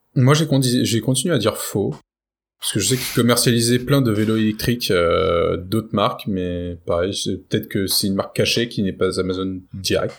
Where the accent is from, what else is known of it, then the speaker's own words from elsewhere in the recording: France; chez nous en France